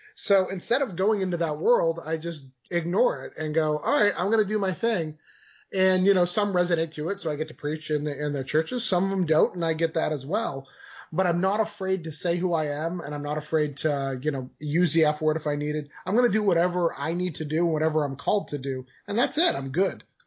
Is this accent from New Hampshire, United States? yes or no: yes; New Hampshire, United States; moved away as an adult; now in Florida, United States; I'm born and raised in New Hampshire